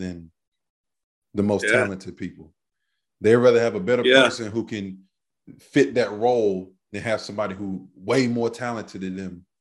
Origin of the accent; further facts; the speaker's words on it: Greensboro, North Carolina, United States; I'm from Greensboro